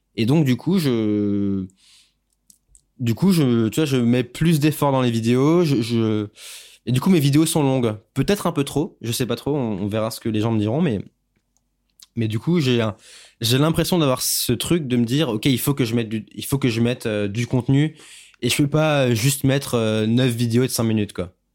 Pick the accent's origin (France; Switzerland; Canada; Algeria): France; en tant que Français